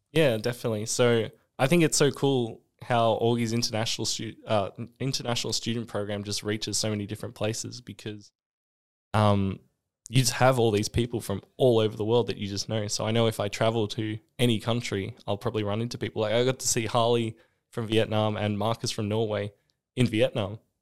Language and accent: English; Australia; moved away as an adult; also born or lived in South Dakota, United States / Boston, United States; being an Australian in America